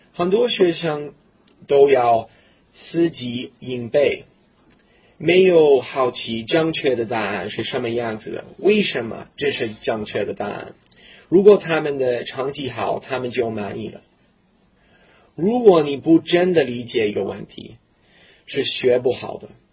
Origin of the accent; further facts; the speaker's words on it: Canada; Chinese is a second language; 我是一个普通的加拿大人，我在一个小农村出生长大的。那地， 那地方很冷，比哈尔滨还冷，很孤立的一个小北方的那小村庄